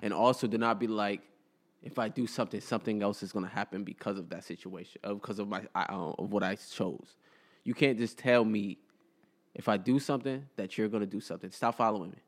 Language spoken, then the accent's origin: English; United States; I'm, I'm, was born here. I'm fully American, but my household was cultured as a Somalilander